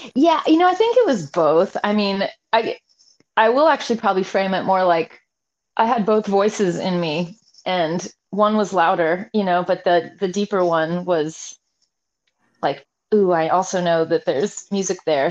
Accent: Salem, Oregon, United States; now in Seattle, United States; I was born and raised in Salem

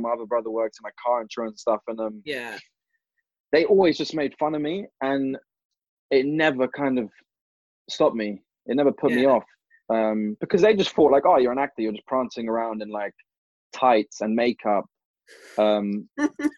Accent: London, United Kingdom; growing up in London

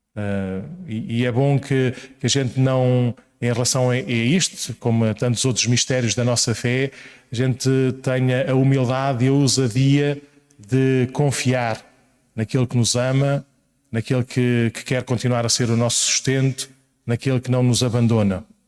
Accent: Paço de Arcos, Lisbon, Portugal; quando voltei à minha terra natal, parece que é assim uma coisa muito longínqua, era Passo de Arcos, é ali ao lado

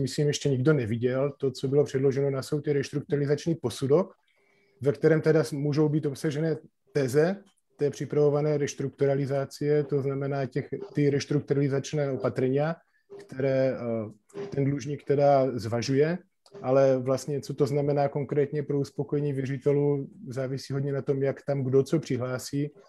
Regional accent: Slovakia; now in Czech Republic; ja som český advokát, ale pochádzam teda zo Slovenska

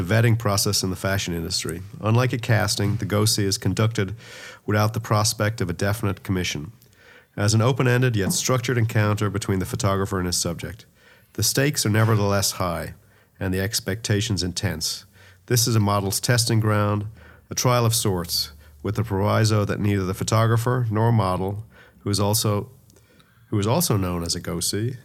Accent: Dublin, Leinster, Ireland; I grew up in Dublin

